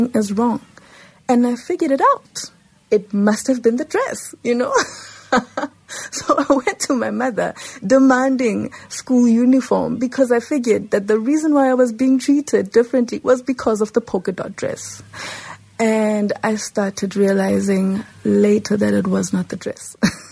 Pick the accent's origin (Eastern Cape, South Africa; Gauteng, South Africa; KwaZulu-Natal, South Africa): Gauteng, South Africa; Johannesburg; I grew up in Lanesia South, and it was quite a pigmented society